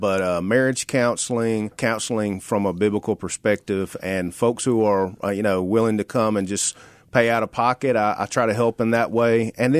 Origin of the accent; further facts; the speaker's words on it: Sladen, Mississippi, United States; now in Memphis, United States; I grew up in Sladen, Mississippi